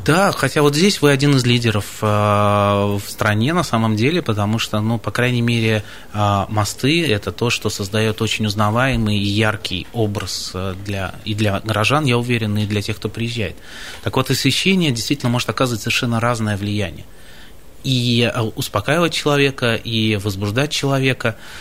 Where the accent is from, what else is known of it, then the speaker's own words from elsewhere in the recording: Baltiysk, Kaliningrad Oblast, Russia; moved away; Совсем не красноярец. Я из самого западного города страны, из города Балтийска